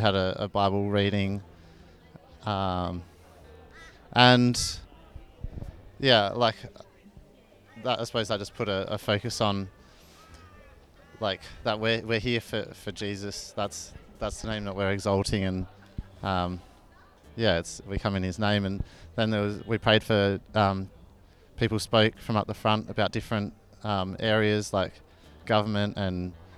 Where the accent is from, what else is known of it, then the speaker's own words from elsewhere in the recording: Adelaide, South Australia, Australia; moved away as an adult; now in Ipswich, Australia; I'm originally from Adelaide and I moved up here a year ago for work